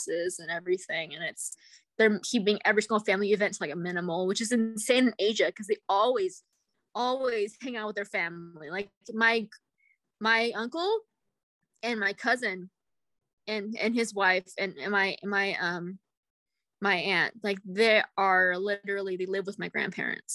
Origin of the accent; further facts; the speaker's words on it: United States; as an American